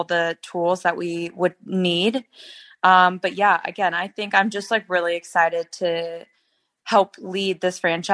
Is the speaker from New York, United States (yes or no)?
no; California, United States; moved away; my home state of California